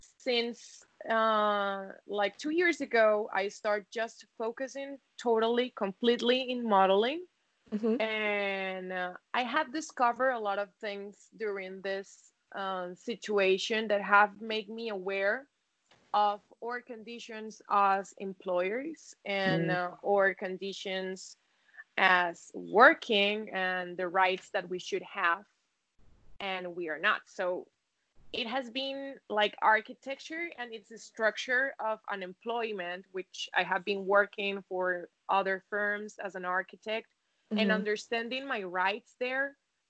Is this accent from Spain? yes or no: yes; Spain; English is a second language; I hope it's clear and my accent doesn't fool me.